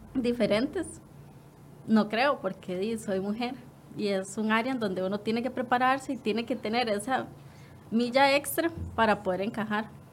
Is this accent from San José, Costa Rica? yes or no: no; Quepos, Puntarenas, Costa Rica; yo soy de Quepos